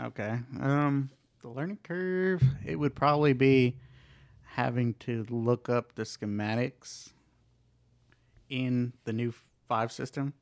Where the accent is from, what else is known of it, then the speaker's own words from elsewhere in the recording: Ardmore, Oklahoma, United States; moved away as an adult; also born or lived in San Luis Potosi, Mexico; now in Texas, United States; I'm from Ardmore, Oklahoma